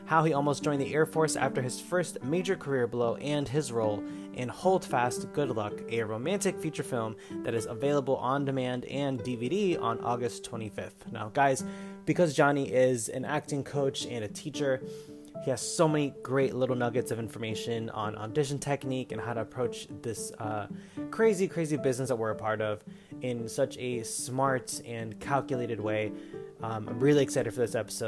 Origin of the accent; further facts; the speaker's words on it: United States; I was born and raised in the States